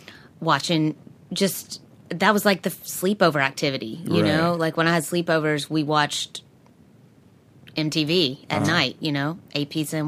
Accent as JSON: {"language": "English", "region": "the South", "country": "United States", "said": "I'm from the South."}